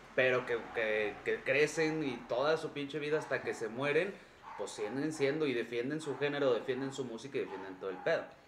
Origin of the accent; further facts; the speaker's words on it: Mexico; aquí en México